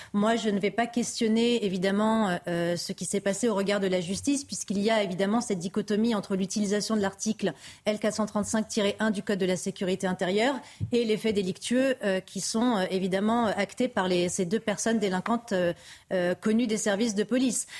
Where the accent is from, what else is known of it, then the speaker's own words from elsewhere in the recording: France; en tant que Français, en tant que citoyens